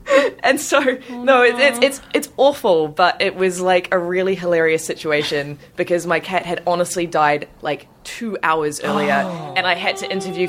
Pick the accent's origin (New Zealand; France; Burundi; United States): New Zealand; moved away as an adult; now in Sydney, Australia; I am actually a New Zealander.